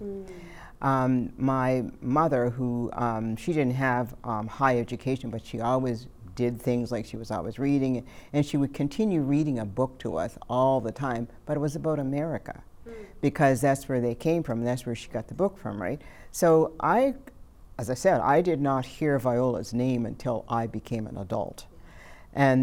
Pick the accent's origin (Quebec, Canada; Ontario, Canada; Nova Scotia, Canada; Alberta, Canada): Nova Scotia, Canada; Cape Breton; Cape Breton, where I was born and raised